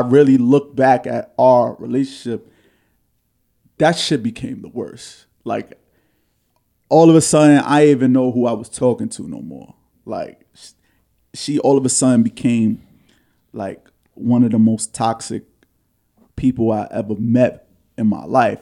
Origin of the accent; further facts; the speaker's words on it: New York City, New York, United States; an insecure young man growing up in Harlem